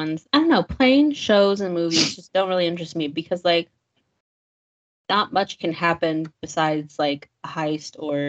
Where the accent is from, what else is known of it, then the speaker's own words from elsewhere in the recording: Bay Area, California, United States; because I am from the Bay Area.